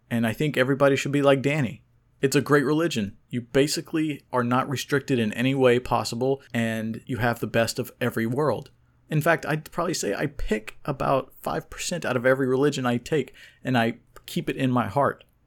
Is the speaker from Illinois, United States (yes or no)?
no; Oklahoma, United States; I was born in Oklahoma to Iranian immigrants